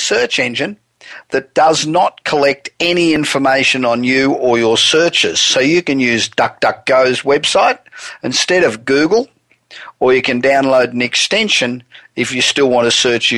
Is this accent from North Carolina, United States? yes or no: no; Los Angeles, California, United States; coming to you from my hometown of Los Angeles